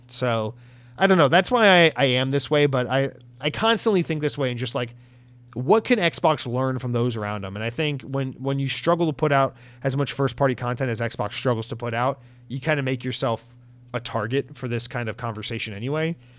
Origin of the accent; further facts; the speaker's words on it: United States; as an American